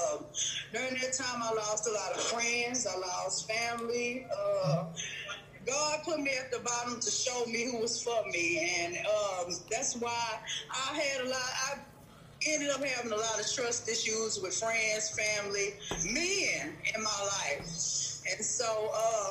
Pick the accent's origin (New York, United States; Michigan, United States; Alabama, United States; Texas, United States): Texas, United States; Houston; I'm from Texas, from Houston, Texas.